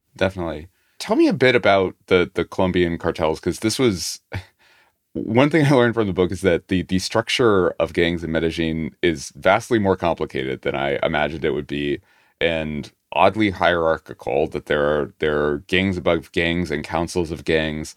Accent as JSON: {"language": "English", "country": "United States", "said": "as an American"}